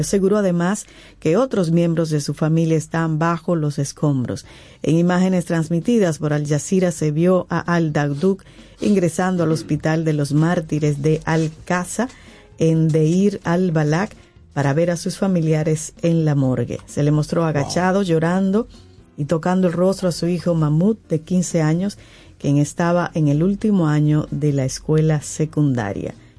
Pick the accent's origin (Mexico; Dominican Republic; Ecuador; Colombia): Dominican Republic; como dominicano